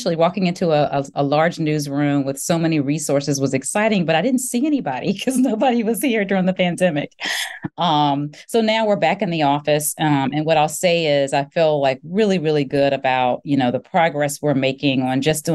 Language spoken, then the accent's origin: English; Baton Rouge, Louisiana, United States; also born or lived in Virginia / Greenville / Indianapolis; now in Dallas, United States; I am from Baton Rouge, Louisiana